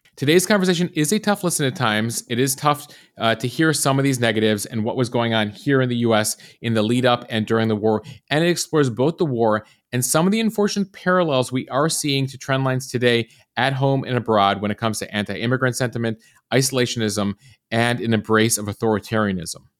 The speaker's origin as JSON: {"language": "English", "country": "United States", "tie": "born or raised there", "said": "growing up in America"}